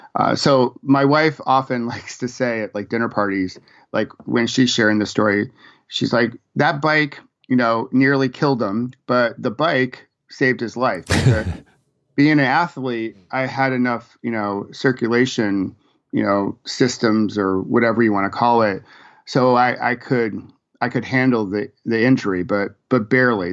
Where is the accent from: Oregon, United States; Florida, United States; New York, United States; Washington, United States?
New York, United States; Rochester; moved away as an adult; also born or lived in Virginia; I grew up in Rochester, New York